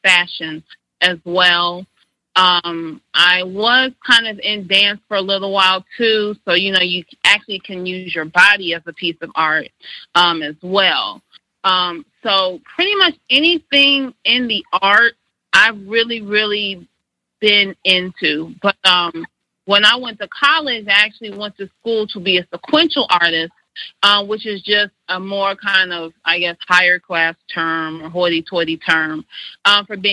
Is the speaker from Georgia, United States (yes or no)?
yes; Jonesboro, Georgia, United States; also born or lived in College Park, Georgia / Riverdale, Georgia; I actually grew up on the south side of Atlanta. I was born and raised in College Park the first 2 years of my life. And then we moved to Jonesboro. So I've lived there ever since I was about 2.5, 3 years old